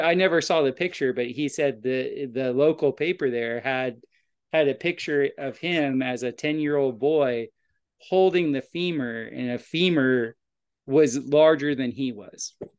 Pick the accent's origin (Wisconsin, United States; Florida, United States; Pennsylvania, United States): Florida, United States; I grew up in Florida